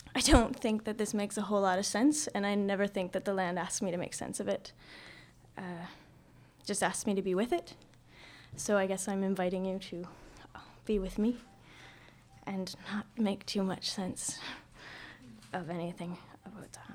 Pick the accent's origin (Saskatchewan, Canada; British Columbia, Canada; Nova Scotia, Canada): Nova Scotia, Canada; now in Vancouver, Canada; So I'm from Nova Scotia. I'm a Maritimer